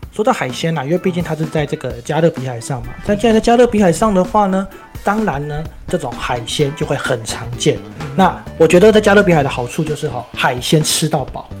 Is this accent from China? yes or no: no; Miaoli County, Taiwan; 尤其我们本身是苗栗人嘛， 就跟我们的客家菜有点类似